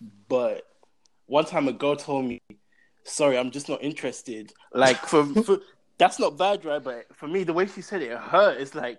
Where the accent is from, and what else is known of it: London, United Kingdom; accent: British; moved away as an adult; now in Texas, United States